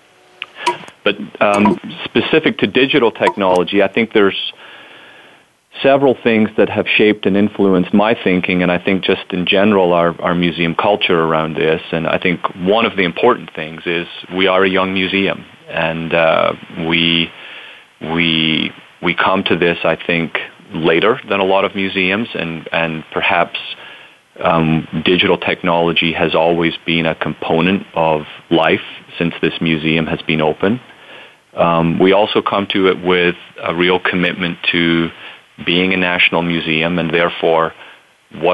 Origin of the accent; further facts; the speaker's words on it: Scotland, United Kingdom; moved away as an adult; also born or lived in United States; now in New Orleans, United States; I'm originally from Scotland, born and raised there, and came to the United States for college